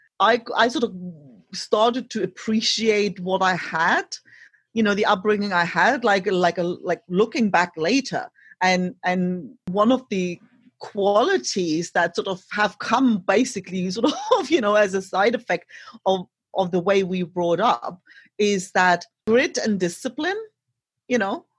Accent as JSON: {"language": "English", "region": "East Germany", "country": "Germany", "tie": "born or raised there", "first_language": "German", "second_language": "English", "moved": "as an adult", "said": "I grew up in East Germany"}